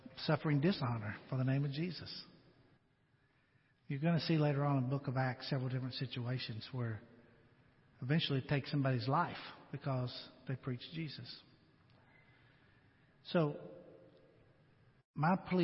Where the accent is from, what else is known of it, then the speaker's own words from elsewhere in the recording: United States; being an American